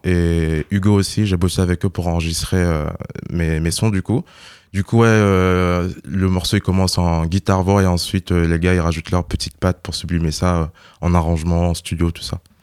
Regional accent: Burkina Faso; moved away; je viens du Burkina Faso

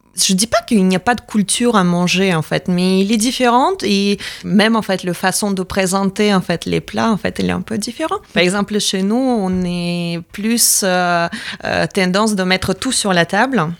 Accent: Latvia; French is a second language; moved away as an adult; now in France

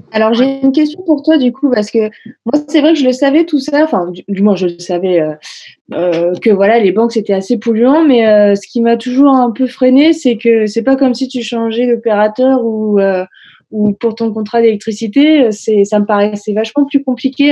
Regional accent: Honfleur, Normandy, France; moved away; je suis retournée dans ma ville natale, à Honfleur

